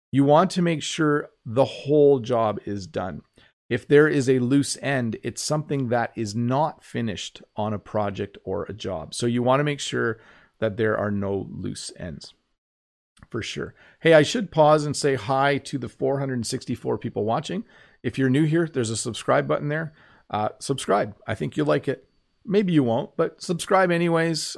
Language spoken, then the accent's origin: English; Canada; I'm Canadian